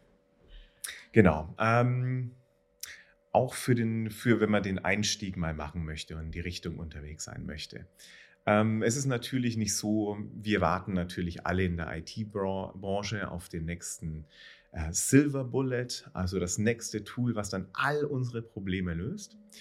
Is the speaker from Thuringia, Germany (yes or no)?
no; Nuremberg, Bavaria, Germany; ich komme ja aus Nürnberg, was auch ein sehr enterprise-lastiges Umfeld ist